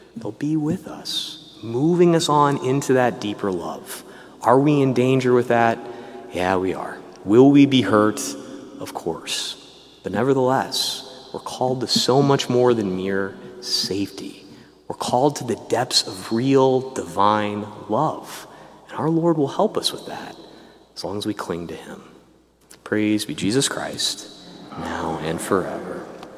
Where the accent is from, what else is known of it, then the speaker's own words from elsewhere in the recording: Peoria, Illinois, United States; I grew up in Peoria, Illinois, for God's sakes. I didn't know there was a Salisbury, North Carolina, right?